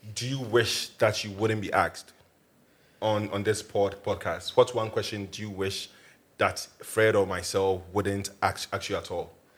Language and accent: English; Accra, Greater Accra, Ghana; I grew up in Accra.